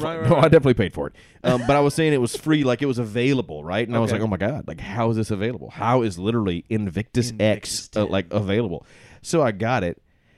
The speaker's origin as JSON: {"language": "English", "region": "Alabama", "country": "United States", "said": "I'm from Alabama"}